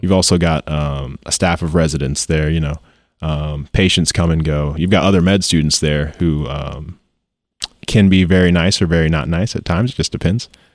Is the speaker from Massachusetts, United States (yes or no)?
no; Joplin, Missouri, United States; born or raised there; also born or lived in St. Louis, Missouri / Baxter Springs, Kansas